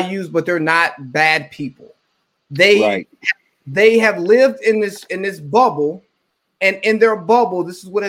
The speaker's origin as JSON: {"language": "English", "region": "the South", "country": "United States", "said": "I'm from the South"}